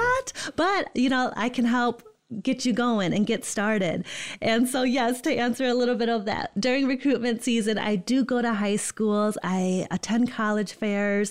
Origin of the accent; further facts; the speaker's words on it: Holland, Michigan, United States; also born or lived in East Lansing, Michigan / West Lafayette, Indiana; born and raised in Holland, Michigan.